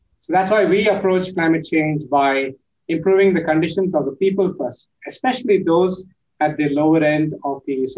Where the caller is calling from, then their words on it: Pune, Maharashtra, India; I'm joining in from Pune, India, which is on the western part of India, about 100 miles east of Mumbai.